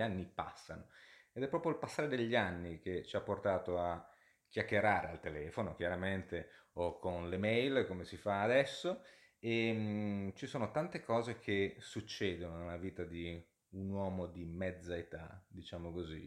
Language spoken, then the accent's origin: Italian; Genoa, Liguria, Italy; moved away as an adult; now in London, United Kingdom; Io sono originariamente di Genova e sono a Genova in questo momento, anche se poi vivo e lavoro comunemente a Londra